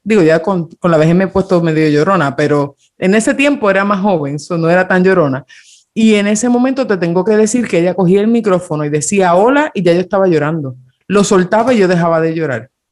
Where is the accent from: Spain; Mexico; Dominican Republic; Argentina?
Dominican Republic; yo me crié en República Dominicana